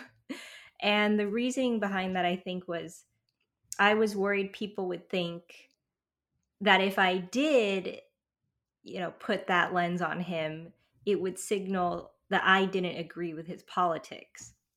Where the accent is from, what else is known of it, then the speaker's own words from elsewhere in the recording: California, United States; also born or lived in France / Taiwan; now in New York, United States; I'm from California, that's where I grew up